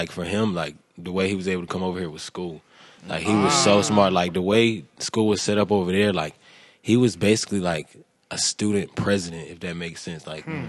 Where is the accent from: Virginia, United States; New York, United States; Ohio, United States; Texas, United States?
New York, United States; Brooklyn; born there; I was born here in Brooklyn.